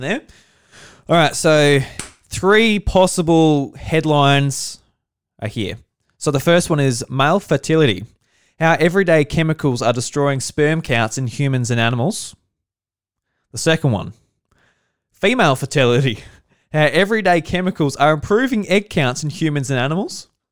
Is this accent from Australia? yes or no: yes; South Australia, Australia; I'm from South Australia and I'm a farmer with my, uh, my dad and my mum